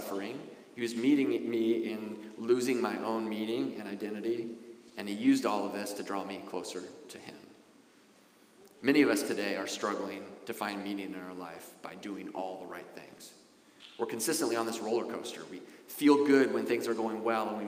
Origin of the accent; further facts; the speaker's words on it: Wasilla, Alaska, United States; moved away as an adult; also born or lived in Anchorage, Alaska; the life I had growing up in Wasilla, Alaska